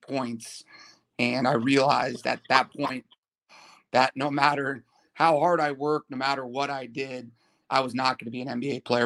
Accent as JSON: {"language": "English", "town": "Malibu", "region": "California", "country": "United States", "tie": "born or raised there", "said": "I grew up in Malibu, went to Malibu High School"}